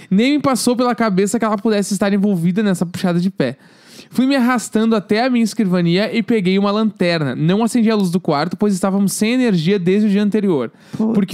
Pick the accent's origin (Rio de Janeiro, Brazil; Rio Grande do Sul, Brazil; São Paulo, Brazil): Rio de Janeiro, Brazil; Bom, sou do Rio de Janeiro, mais precisamente no Meyer.